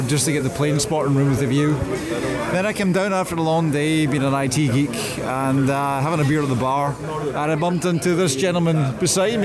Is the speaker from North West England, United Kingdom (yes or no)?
no; Scotland, United Kingdom; accent: Scottish; I'm Scottish